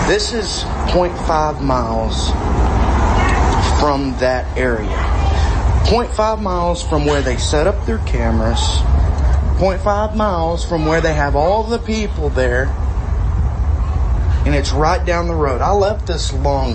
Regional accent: Texas, United States; I'm from Texas

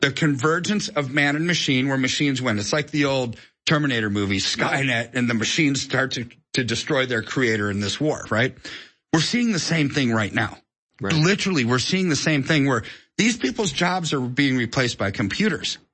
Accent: United States; I'm an American

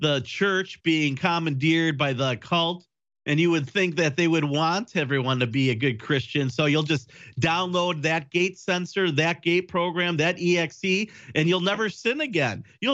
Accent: Wisconsin, United States; from Wisconsin, my home state

